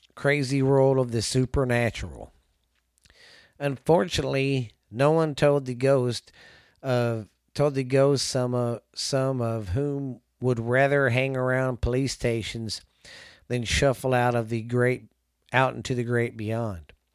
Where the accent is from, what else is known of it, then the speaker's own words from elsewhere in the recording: the South, United States; also born or lived in Mineral Wells, Texas; I'm from the South